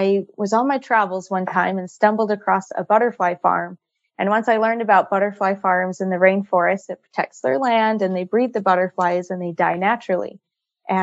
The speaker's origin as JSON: {"language": "English", "region": "Utah", "country": "United States", "tie": "born or raised there", "said": "I grew up here in Utah. I'm a mountain girl"}